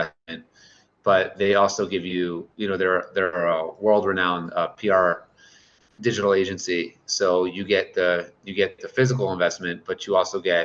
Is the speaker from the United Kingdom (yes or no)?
no; Baltimore, Maryland, United States; moved away as an adult; now in Israel; I'm originally from Baltimore, Maryland.